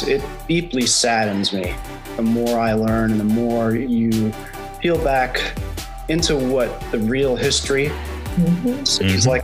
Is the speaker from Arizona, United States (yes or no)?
no; outside of Philadelphia, Pennsylvania, United States; moved away; I grew up outside of Philadelphia